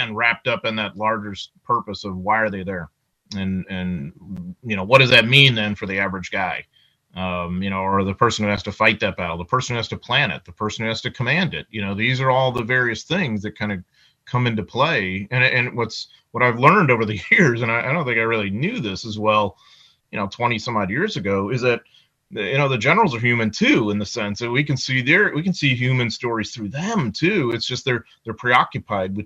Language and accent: English; United States